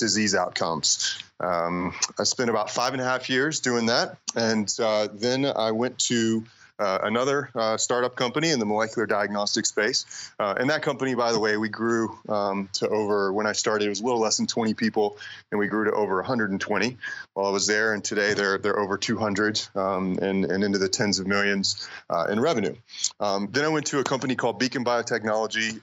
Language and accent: English; North Carolina, United States; moved away as an adult; now in Boulder, Colorado, United States; I grew up in North Carolina